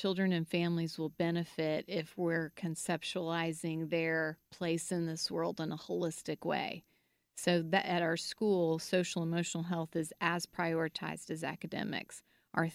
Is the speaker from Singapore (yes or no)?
no; Guatemala; and then I grew up in Guatemala.